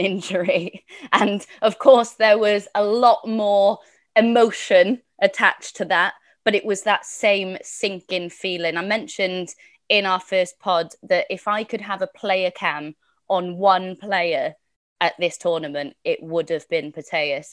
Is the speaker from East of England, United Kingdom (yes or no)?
no; Wales, United Kingdom; as a Welsh woman